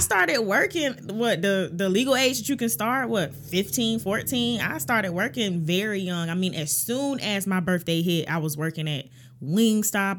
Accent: Augusta, Georgia, United States; I am from Augusta, Georgia

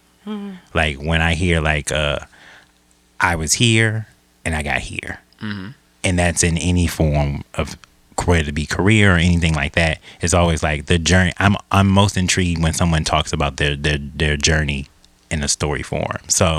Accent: Milwaukee, Wisconsin, United States; moved away; also born or lived in Louisiana; I'm from Milwaukee.

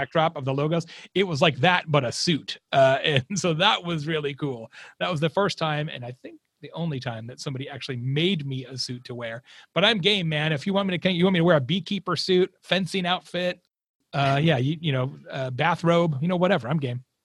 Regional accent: Arizona, United States; also born or lived in Tucson, Arizona; I grew up in the Southwest. I'm from Arizona went to school in Tucson

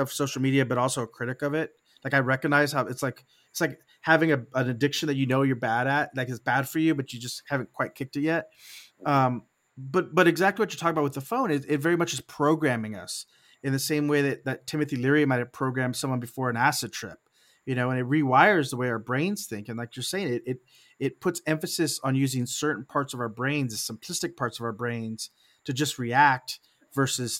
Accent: Texas, United States; I was raised in Texas

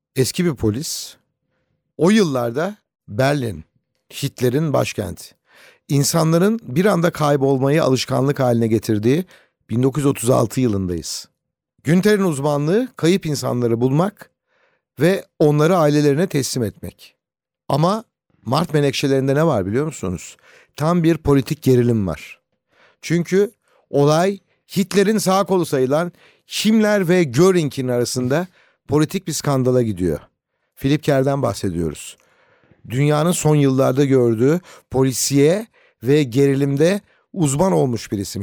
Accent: Ankara, Turkey

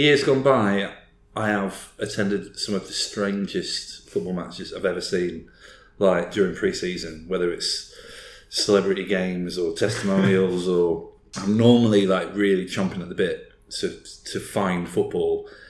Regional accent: Armthorpe, Yorkshire and the Humber, United Kingdom; born or raised there

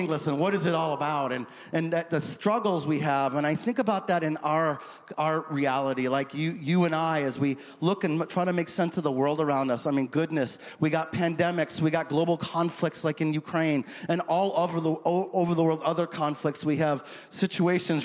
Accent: St. Croix, U.S. Virgin Islands; moved away; growing up in the St. Croix Virgin Islands

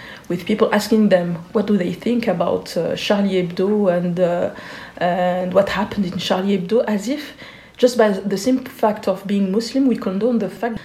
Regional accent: Geneva, Switzerland; growing up in Switzerland, being born in the 80s

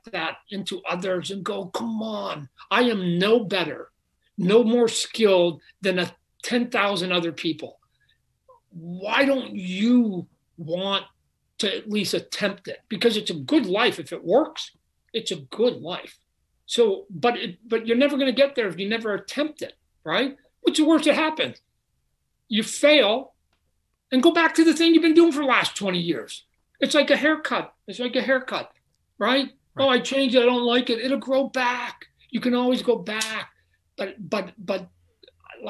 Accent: Phoenix, Arizona, United States; I'm from Phoenix.

